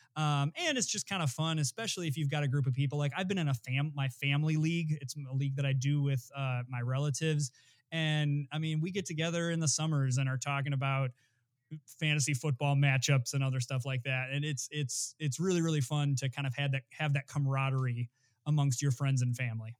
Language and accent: English; Flint, Michigan, United States; I was actually raised in Flint, Michigan